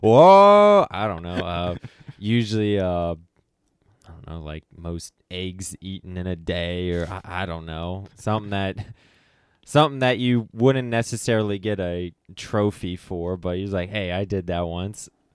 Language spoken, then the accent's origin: English; Springfield, United States; I'm from the Springfield area